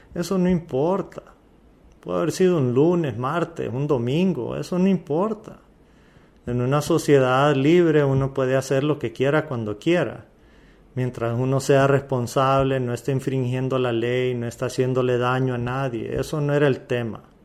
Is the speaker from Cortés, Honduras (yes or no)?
no; Valle de Ángeles, Francisco Morazán, Honduras; Yo soy de Valle de Ángeles, un pueblo lindo.